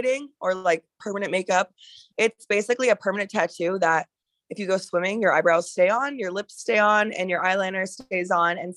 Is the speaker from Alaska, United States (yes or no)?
yes; Alaska, United States; moved away as an adult; now in Arizona, United States; I actually was born and raised in Alaska like my whole life